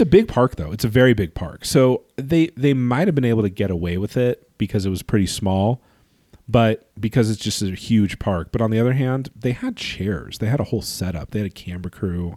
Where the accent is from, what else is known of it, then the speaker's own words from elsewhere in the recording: California, United States; growing up in California